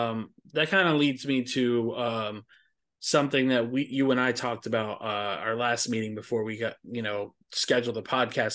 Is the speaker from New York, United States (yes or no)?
no; Florida, United States